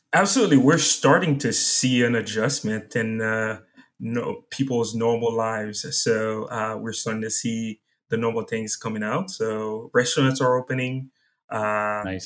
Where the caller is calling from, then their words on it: Seattle, Washington, United States; I'm calling from Seattle, Washington